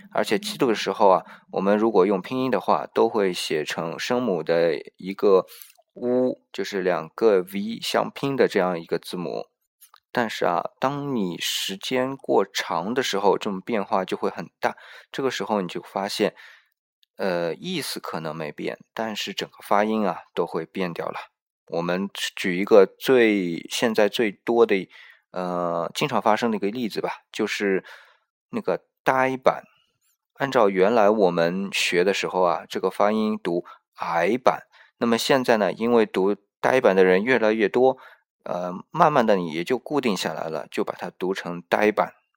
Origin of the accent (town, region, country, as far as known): China